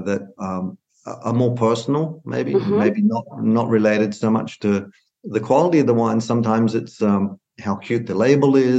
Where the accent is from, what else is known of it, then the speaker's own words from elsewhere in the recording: Australia; moved away as an adult; also born or lived in Arizona / Illinois; now in Sonoma County, United States; I was brought up on vineyards in Australia